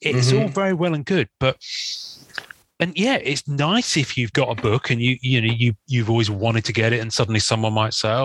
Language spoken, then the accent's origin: English; England, United Kingdom; I'm English